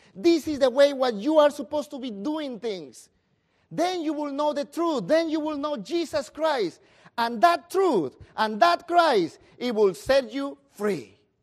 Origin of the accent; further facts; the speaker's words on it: Peru; moved away